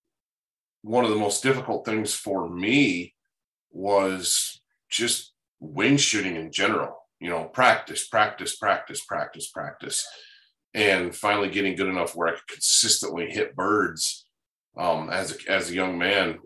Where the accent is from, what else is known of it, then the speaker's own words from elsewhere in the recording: Michigan, United States; Growing up in Michigan